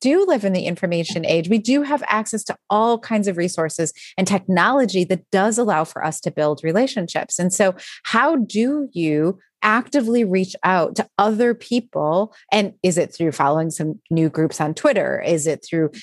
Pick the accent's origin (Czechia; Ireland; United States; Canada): United States; Midwest; I'm from the Midwest